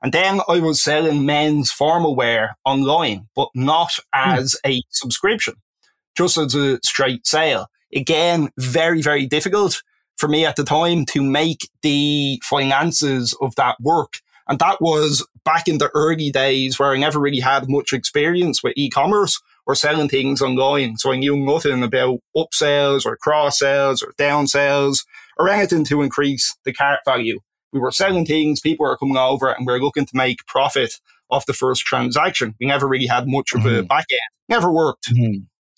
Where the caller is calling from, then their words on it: Dublin, Leinster, Ireland; I am calling in from Dublin, Ireland.